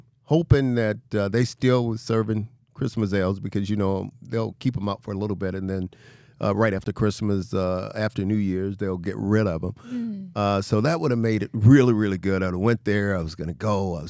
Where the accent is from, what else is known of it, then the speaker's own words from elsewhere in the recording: Mobile, Alabama, United States; When I was growing up, I mean, obviously I'm from Mobile, Alabama, a small town.